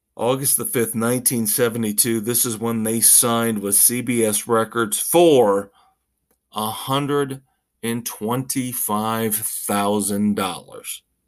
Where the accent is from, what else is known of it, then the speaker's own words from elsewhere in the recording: Indiana, United States; moved away; my home state, Indiana